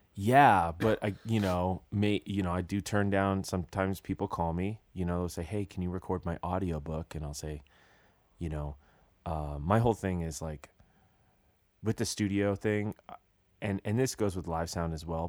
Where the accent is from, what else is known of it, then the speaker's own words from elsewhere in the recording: British Columbia, Canada; moved away; I'm from British Columbia